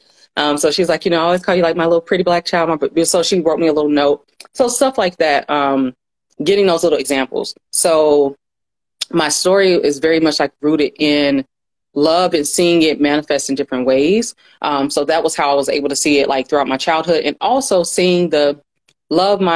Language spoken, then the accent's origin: English; Atlanta, Georgia, United States; I am originally from Atlanta. So I grew up like in the South.